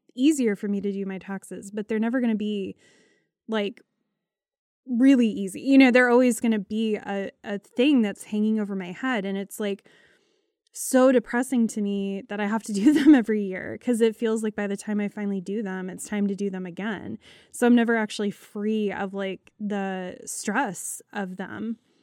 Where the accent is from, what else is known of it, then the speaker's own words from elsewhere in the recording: United States; as an American